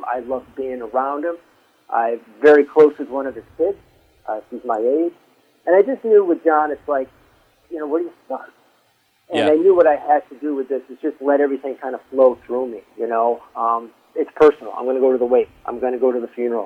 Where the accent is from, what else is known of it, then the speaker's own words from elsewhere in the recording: Southington, Connecticut, United States; I grew up in Southern.